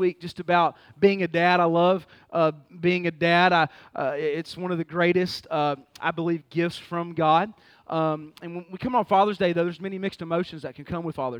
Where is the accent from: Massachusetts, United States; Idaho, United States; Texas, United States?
Texas, United States; Fort Worth; moved away; also born or lived in Baltimore; Born and raised in Fort Worth, Texas